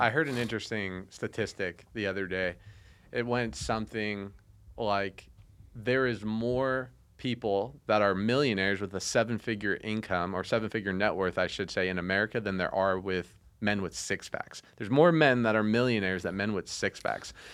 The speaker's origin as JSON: {"language": "English", "town": "Las Vegas", "region": "Nevada", "country": "United States", "tie": "born or raised there", "said": "living in Vegas, growing up in Vegas"}